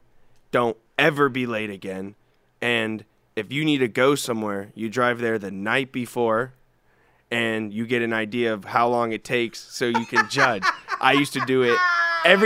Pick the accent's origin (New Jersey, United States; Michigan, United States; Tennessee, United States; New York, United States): Tennessee, United States; now in California, United States; I'm from Tennessee originally